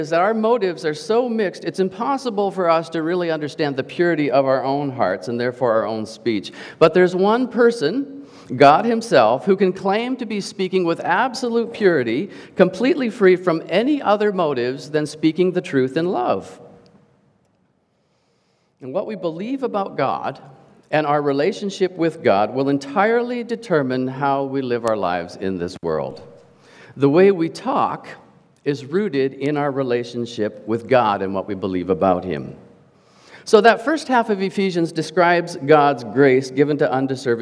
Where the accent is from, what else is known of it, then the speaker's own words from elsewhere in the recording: Canada; As a Canadian, I was given the privilege and growing up through school of learning French